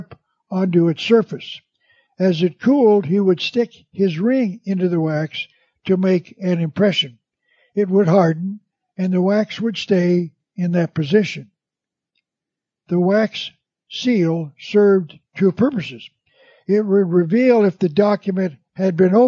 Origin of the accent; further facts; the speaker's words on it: Tucson, Arizona, United States; my hometown of Tucson, Arizona